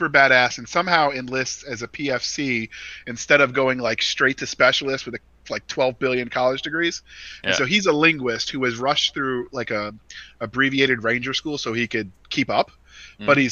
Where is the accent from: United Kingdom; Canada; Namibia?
Canada; as a Canadian